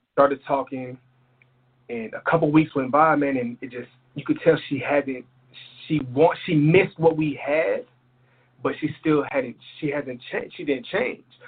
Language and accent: English; El Paso, Texas, United States; also born or lived in Philadelphia; I spent a lot of time in Texas